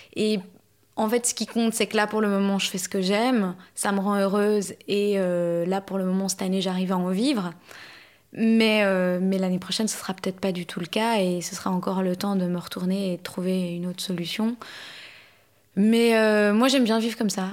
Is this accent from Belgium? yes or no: yes; Belgium; also born or lived in Canada; now in Paris, France; je suis née en Belgique